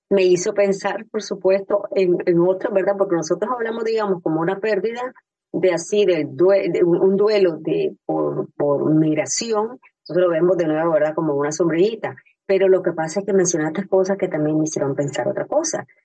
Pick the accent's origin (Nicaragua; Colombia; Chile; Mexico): Nicaragua; now in Miami, United States; yo vivo en Miami y yo emigré, yo soy nicaragüense, así como vos, compatriota